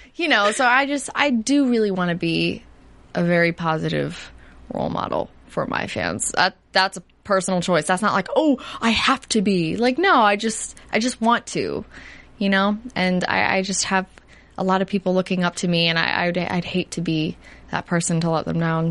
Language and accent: English; New Jersey, United States; I'm from New Jersey.